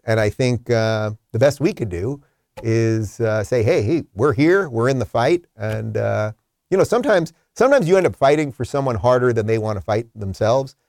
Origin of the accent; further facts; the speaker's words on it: Long Island, New York, United States; now in Florida, United States; I'm from Long Island